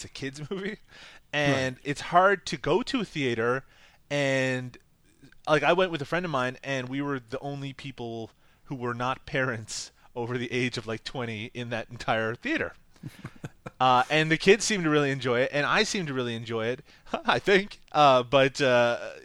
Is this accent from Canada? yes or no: yes; Newfoundland and Labrador, Canada; from Newfoundland, Canada, like myself